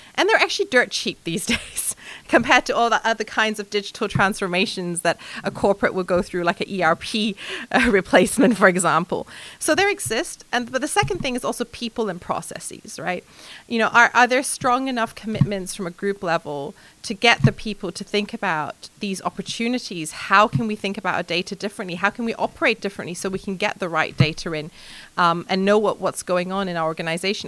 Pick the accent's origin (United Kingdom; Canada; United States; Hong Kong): Hong Kong; moved away; also born or lived in mainland China; I'm 100% Chinese in upbringing and culture. I was born in Hong Kong